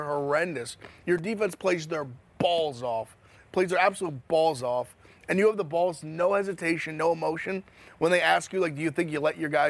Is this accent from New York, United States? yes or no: yes; New York, United States; I'm from New York.